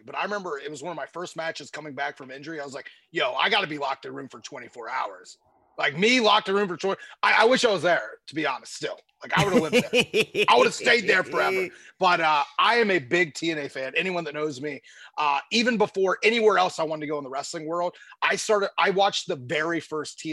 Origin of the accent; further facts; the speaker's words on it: Ohio, United States; I grew up in Ohio